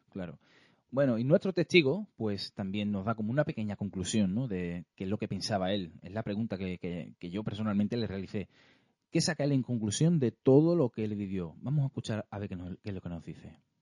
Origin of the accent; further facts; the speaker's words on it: province of Cádiz, Andalusia, Spain; nosotros que somos gaditanos, somos de, aquí de la provincia de Cádiz